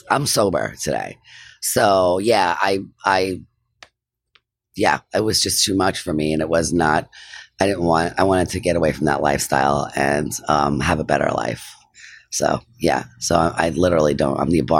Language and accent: English; New York City, New York, United States; I live on Morton Street, which looks very much like where I grew up in Park Slope, you know?